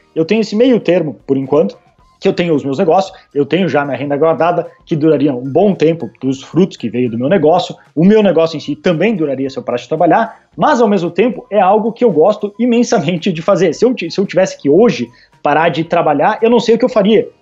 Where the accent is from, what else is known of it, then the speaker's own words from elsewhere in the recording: Brazil; moved away; por ser brasileiro